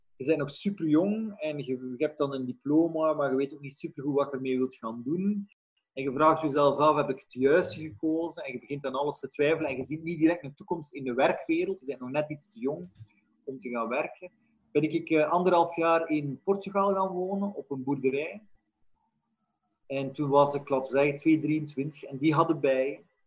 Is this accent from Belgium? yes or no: yes; Flanders, Belgium; in Vlaanderen, in onze streken